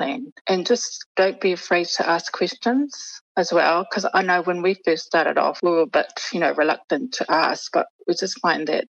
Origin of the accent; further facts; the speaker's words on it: New Zealand; we were born and raised in New Zealand, and our parents were advised, you know, to speak English to us growing up.